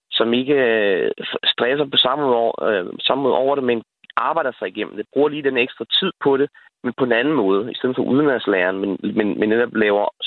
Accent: United States; jeg er, jeg er opvokset i udlandet i USA i mange år

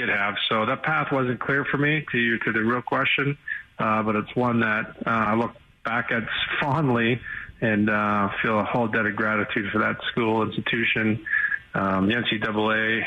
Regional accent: Sault Ste. Marie, Ontario, Canada; I watched a lot of junior hockey in my hometown. And it was the Sault Ste. Marie Greyhounds.

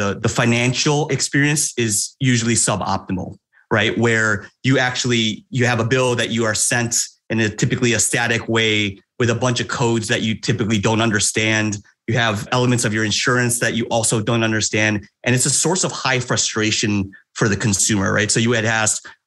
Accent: Chicago, Illinois, United States; moved away as an adult; also born or lived in Canada / Denver, Colorado; now in Atlanta, United States; I was born in Canada, but raised in Chicago for most of my formative years

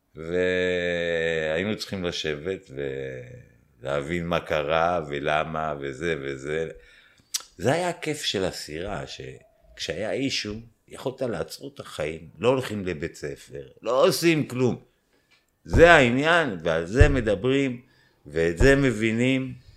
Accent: Israel; אני ישראלי שעשה צבא

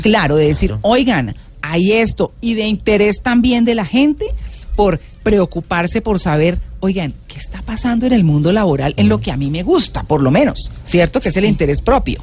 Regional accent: Colombia; nosotros como colombianos

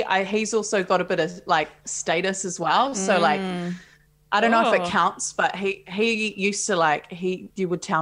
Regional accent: Palmerston North, Manawatū-Whanganui, New Zealand; also born or lived in Auckland; I grew up in Palmerston North

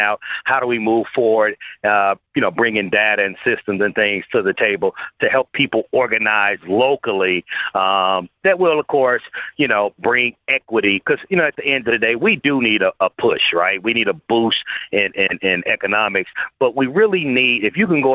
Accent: Chicago, Illinois, United States; I've grown up in Chicago. My parents come from the South

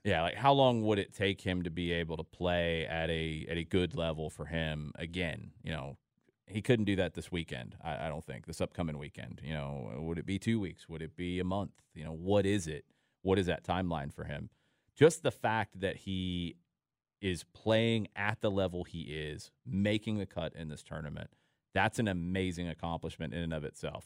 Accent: Atlanta, Georgia, United States; when I was a kid, uh, I grew up in Atlanta

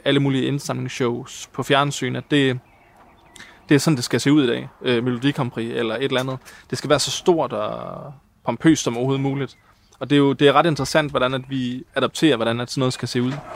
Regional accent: Hjørring, North Denmark Region, Denmark; now in Copenhagen, Denmark; Jeg kommer fra Jøring, og, øh, og har lavet en masse amatørteater

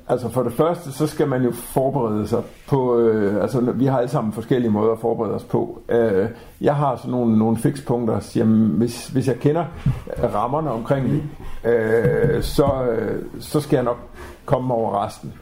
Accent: Grenaa, Central Denmark Region, Denmark; lokalradio i Grenå, hvor jeg kommer fra

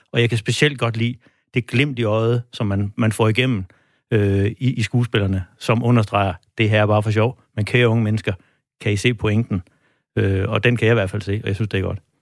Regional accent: Denmark; vi som danskere

